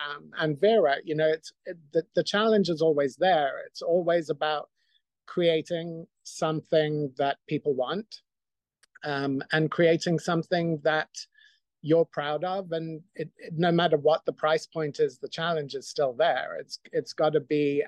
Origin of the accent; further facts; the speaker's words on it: Zimbabwe; moved away; also born or lived in Scotland; I grew up in Zimbabwe